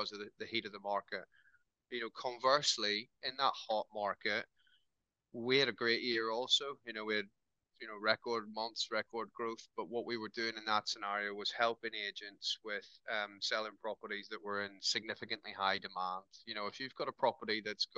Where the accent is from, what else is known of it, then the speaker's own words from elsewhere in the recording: Northern Ireland, United Kingdom; now in Newcastle, United Kingdom; I am Irish by heritage, but I've lived in Newcastle longer than I lived in Northern Ireland